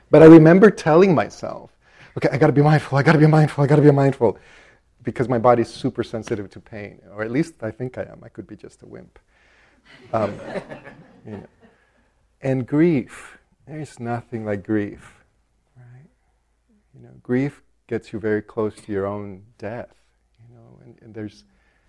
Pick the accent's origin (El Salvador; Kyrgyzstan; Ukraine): El Salvador; now in Minnesota, United States; I grew up Catholic in El Salvador